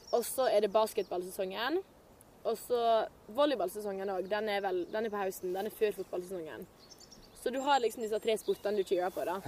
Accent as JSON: {"language": "Norwegian", "town": "Loen", "region": "Vestland", "country": "Norway", "tie": "born or raised there", "also_born_or_lived": "United States", "said": "barndommen min i Loen"}